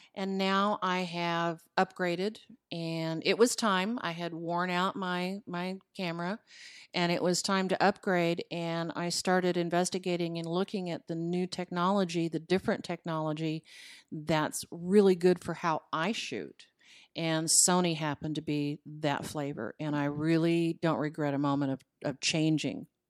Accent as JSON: {"language": "English", "town": "Los Angeles", "region": "California", "country": "United States", "tie": "born or raised there", "moved": "as an adult", "lives_now": "Parker County, Texas, United States", "said": "I was reared in Hollywood, Col-, California."}